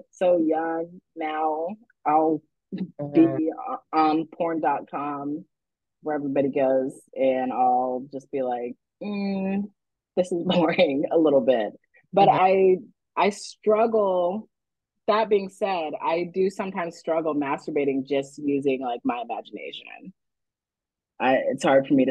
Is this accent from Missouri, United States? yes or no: no; Texas, United States; I grew up in Texas